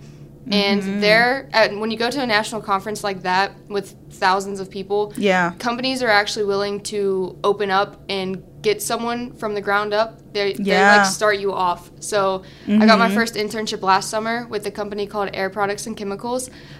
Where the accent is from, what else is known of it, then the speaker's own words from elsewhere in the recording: Beaumont, Texas, United States; also born or lived in Lake Charles, Louisiana; So I was born in Lake Charles, Louisiana, but I basically grew up in the Hampshire Finette Beaumont area. Yes. So I'm from right down the road.